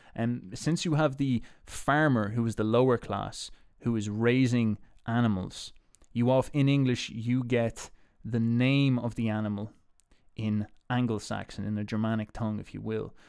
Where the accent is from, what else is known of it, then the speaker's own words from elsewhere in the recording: Ireland; being Irish